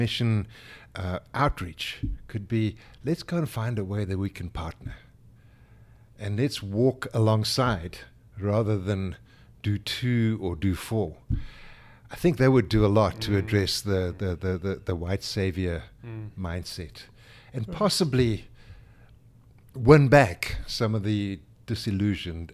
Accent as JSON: {"language": "English", "country": "South Africa", "moved": "yes", "lives_now": "United States", "said": "we are African"}